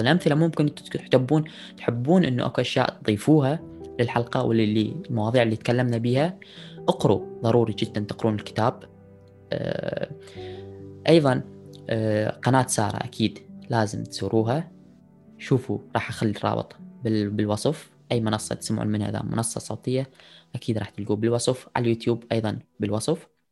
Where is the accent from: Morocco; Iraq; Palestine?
Iraq; اني عراقي من بلد حضارات